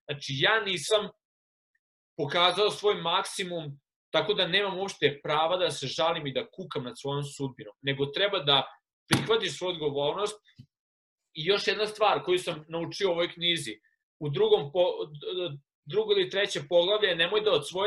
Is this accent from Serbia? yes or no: yes; Serbia; moved away; sam odrastao u Srbiji u kojoj je sve takmičenje.